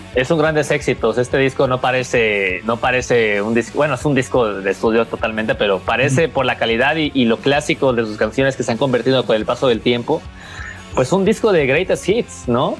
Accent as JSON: {"language": "Spanish", "country": "Mexico", "said": "siendo mexicano"}